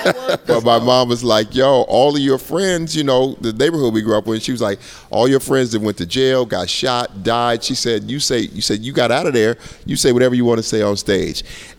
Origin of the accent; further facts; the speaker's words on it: Colorado, United States; I'm from Colorado.